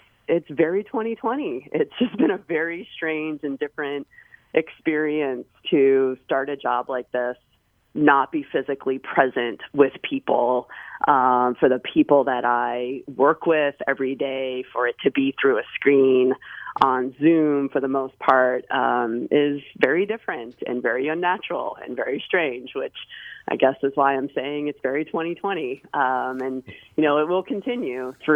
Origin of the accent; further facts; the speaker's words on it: Massachusetts, United States; I'm from Massachusetts